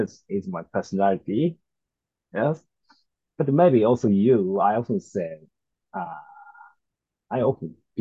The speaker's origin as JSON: {"language": "English", "town": "Nagoya", "region": "Aichi", "country": "Japan", "tie": "born or raised there", "also_born_or_lived": "Kanazawa, Japan", "second_language": "English", "moved": "as an adult", "lives_now": "Tokyo, Japan", "said": "I grew up in Nagoya, in Aichi Prefecture"}